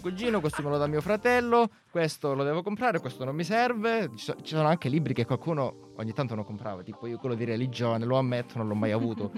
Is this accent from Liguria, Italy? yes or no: no; Calabria, Italy; now in Milan, Italy; Sono di una City molto ma molto più a sud. Sono calabrese, quindi io so- mi sono trapiantato qui a Milano